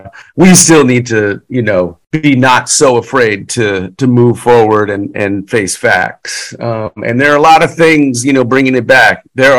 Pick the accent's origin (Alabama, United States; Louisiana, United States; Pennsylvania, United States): Louisiana, United States; We're from Louisiana.